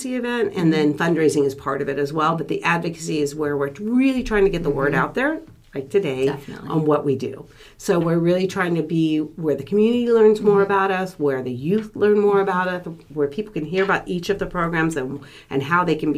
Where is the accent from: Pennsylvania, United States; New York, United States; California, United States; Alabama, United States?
California, United States; Sonoma County; I was born and raised in Sonoma County